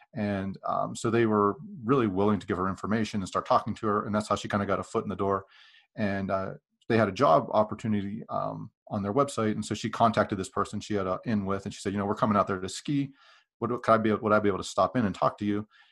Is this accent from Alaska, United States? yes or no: no; Western Pennsylvania, United States; moved away; I grew up in Western Pennsylvania